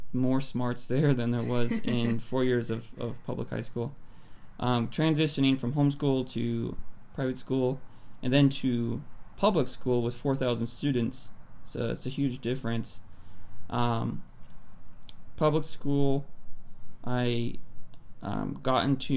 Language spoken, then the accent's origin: English; Palmdale, California, United States; I grew up in Palmdale, California